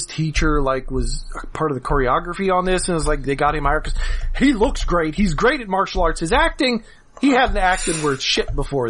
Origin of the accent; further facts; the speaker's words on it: United States; I grew up near New York City listening to music that my parents liked as a kid